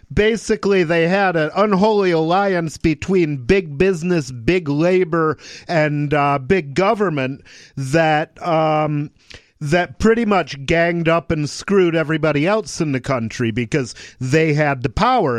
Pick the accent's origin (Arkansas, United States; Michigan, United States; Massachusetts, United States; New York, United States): Michigan, United States; moved away; I grew up in Michigan